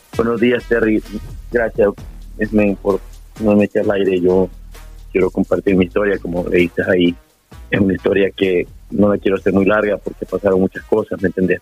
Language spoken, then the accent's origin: Spanish; El Salvador; somos salvadoreños, ¿eh? nuestra cultura es importante